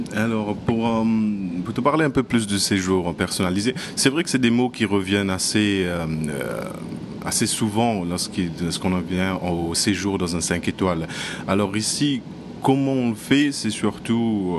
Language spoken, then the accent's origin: French; Mauritius; now in Maldives; je viens de Maurice